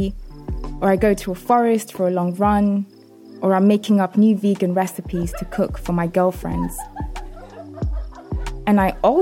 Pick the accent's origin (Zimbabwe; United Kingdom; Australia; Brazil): United Kingdom; London; my hometown, South London